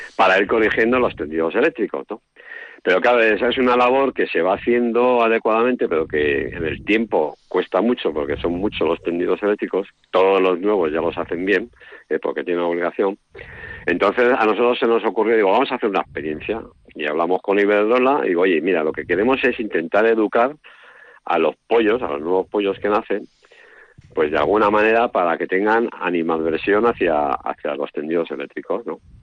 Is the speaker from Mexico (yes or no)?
no; Vitoria-Gasteiz, Basque Country, Spain; mi padre nació en Vitoria, entonces, claro, yo nací en Vitoria